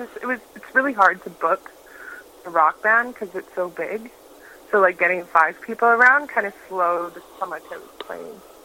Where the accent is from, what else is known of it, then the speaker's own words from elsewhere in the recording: Prince Rupert, British Columbia, Canada; I grew up in Prince Rupert, BC, which is northern British Columbia